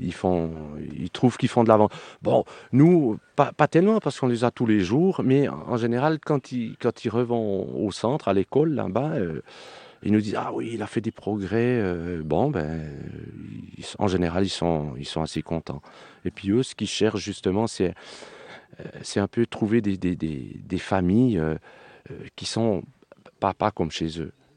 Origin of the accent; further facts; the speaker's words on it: Swiss Jura, Switzerland; moved away as an adult; now in Cévennes, France; j'ai pas pris l'accent du pays. je suis d'origine suisse, je suis jurassien.